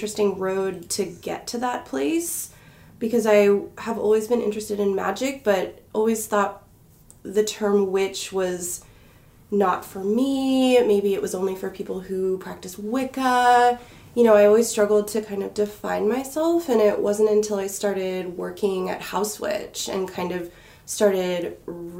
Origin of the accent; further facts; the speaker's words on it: Bay Area of California, United States; moved away as an adult; now in Salem, United States; I am originally from the Bay Area of California. I lived there most of my life